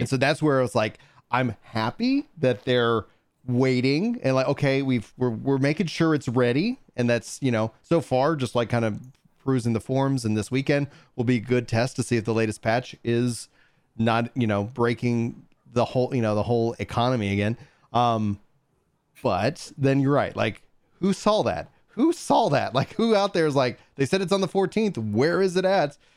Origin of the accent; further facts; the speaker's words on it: East Texas, United States; growing up in East Texas